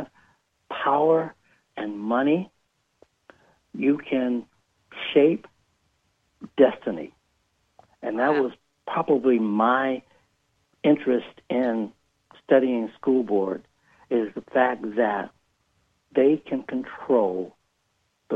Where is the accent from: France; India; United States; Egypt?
United States; Detroit, Michigan; moved away; I was born and raised in Detroit